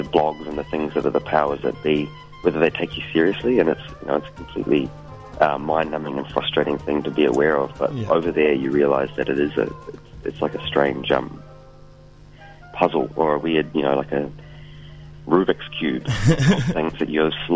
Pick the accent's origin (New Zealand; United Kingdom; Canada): New Zealand; now in Brooklyn, United States; New Zealand as a home country